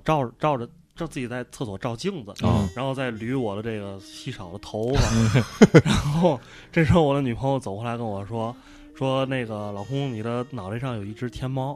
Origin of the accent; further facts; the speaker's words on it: China; 我们生活在这个，这个， 这个国家哈，中国，我们都是中国人，生活在中国